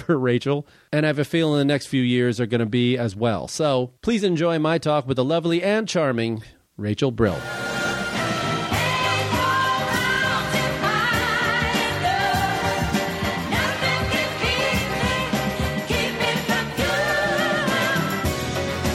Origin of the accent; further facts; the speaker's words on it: outside of Chicago, Illinois, United States; now in Los Angeles, United States; I grew up outside of Chicago